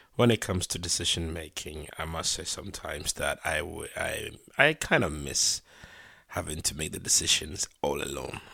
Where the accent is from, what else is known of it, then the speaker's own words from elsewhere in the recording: Ghana; moved away as an adult; now in United Kingdom; I was born in Ghana. I lived in Ghana until, um, my early twenties. I moved to the U K to study